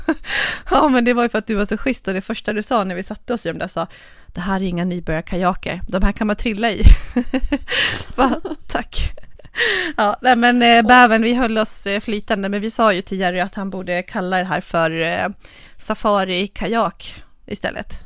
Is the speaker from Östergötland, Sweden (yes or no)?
no; Dalarna County, Sweden; Jag är ju från, från Dalarna